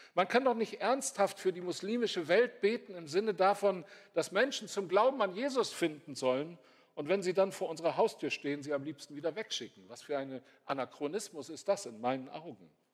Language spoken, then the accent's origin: German; North Sea coast, Germany; ich bin an der Nordseeküste aufgewachsen